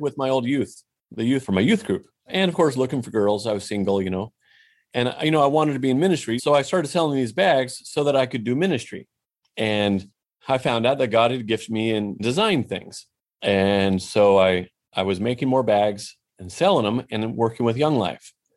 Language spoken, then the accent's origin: English; Portland, Oregon, United States; moved away as an adult; also born or lived in Mexico; now in Fort Worth, United States; I'm from Portland, Oregon, and, uh, not now. We're in Fort Worth, Texas now.